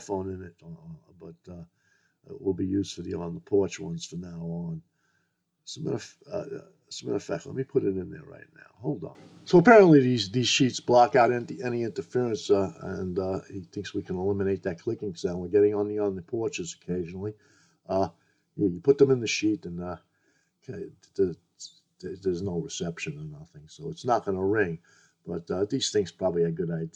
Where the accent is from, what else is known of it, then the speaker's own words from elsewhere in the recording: United States; as an American